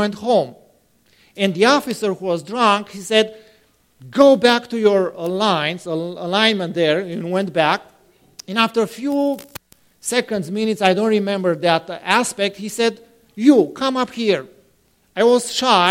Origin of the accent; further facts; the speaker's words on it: Romania; moved away; I am from a city close to that place.